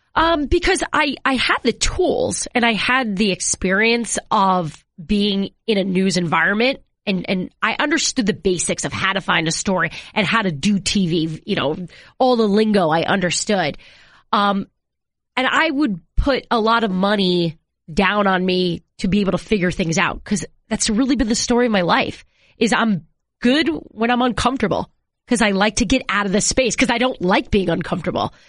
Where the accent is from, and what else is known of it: New York, United States; moved away as an adult; also born or lived in Seattle / Washington D.C. area